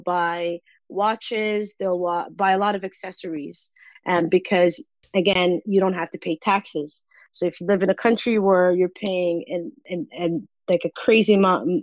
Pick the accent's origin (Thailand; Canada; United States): Canada; as a Canadian, again, I don't need a visa to enter the U.S.